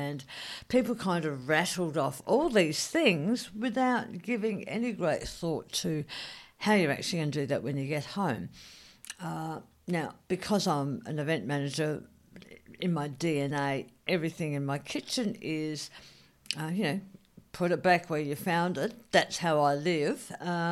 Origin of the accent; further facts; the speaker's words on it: South Australia, Australia; I'm South Australian